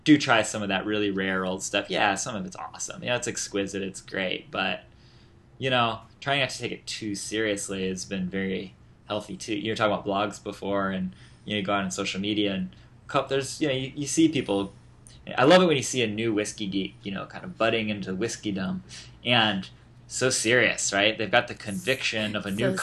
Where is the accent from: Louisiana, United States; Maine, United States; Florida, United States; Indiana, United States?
Indiana, United States; Indianapolis; also born or lived in Washington, D.C.; now in New York, United States; I'm from Indianapolis